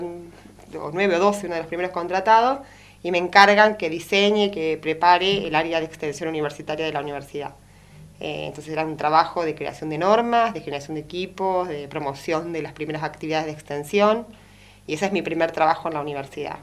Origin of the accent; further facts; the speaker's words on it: Puan, Buenos Aires Province, Argentina; soy de Puan